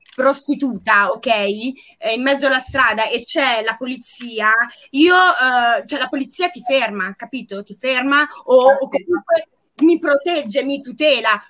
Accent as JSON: {"language": "Italian", "region": "Apulia", "country": "Italy", "also_born_or_lived": "London", "said": "io pugliese"}